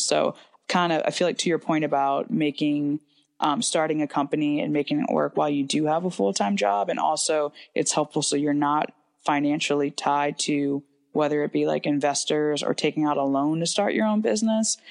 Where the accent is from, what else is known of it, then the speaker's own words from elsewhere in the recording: Ashland, Virginia, United States; I'm from Hanover County, specifically Ashland, Virginia. It's a small train town, um, approximately about seven thousand people. So I grew up in a very small town um, just outside of Richmond